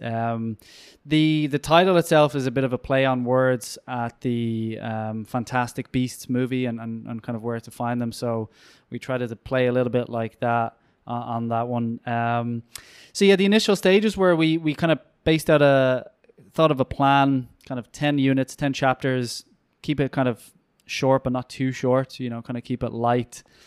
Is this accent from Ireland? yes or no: yes; Ireland